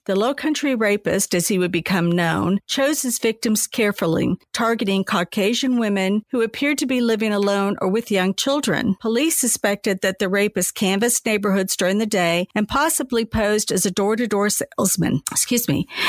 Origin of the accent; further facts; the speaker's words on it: Charleston, South Carolina, United States; moved away; I still tell everyone I'm from Charleston, even though I haven't lived there for longer than I did at this point.